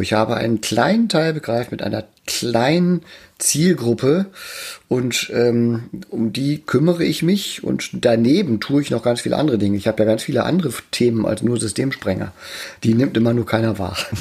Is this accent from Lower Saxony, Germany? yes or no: yes; Emden, Lower Saxony, Germany; in meiner Geburtsstadt in Emden